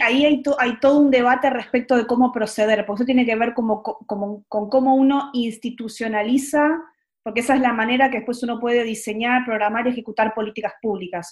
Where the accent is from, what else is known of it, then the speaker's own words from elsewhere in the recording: Argentina; moved away as an adult; also born or lived in Buenos Aires; now in Santiago, Chile; cómo somos los argentinos, argentinas